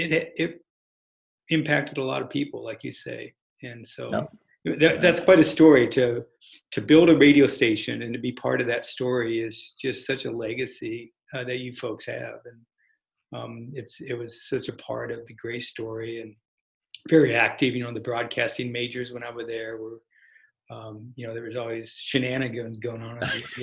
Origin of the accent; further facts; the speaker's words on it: Nebraska, United States; I grew up in Nebraska